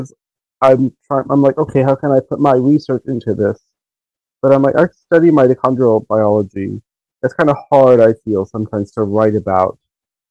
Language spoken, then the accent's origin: English; Miami, Florida, United States; I grew up in Miami